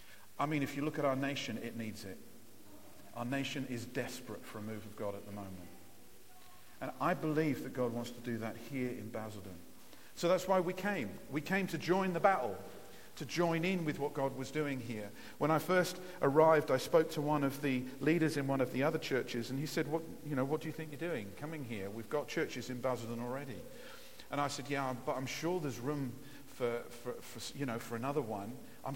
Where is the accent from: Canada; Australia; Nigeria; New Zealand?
Nigeria; also born or lived in Lowestoft, England; I grew up in Africa. I was born in Lowestoft and went out to Nigeria when I was about 3 years old and spent 23 years growing up in Africa.